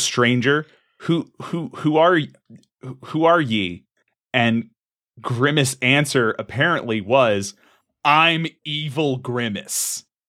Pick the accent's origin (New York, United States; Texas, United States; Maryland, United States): Maryland, United States; we're from Maryland.